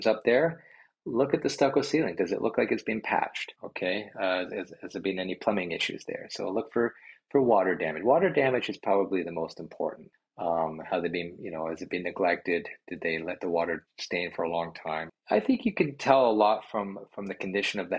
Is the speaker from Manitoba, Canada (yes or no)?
no; Brampton, Ontario, Canada; also born or lived in Georgetown / Caledon; I grew up in Brampton